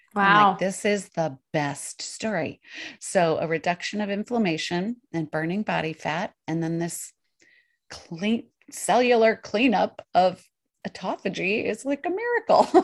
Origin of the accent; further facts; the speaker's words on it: Colorado Mountains, United States; also born or lived in New York; now in Portland, United States; I grew up in the Colorado Mountains